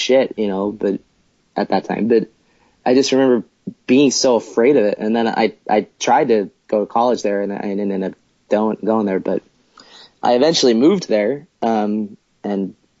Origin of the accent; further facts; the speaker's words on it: Lancaster, Pennsylvania, United States; Lancaster. It's about an hour and a half west of Philadelphia.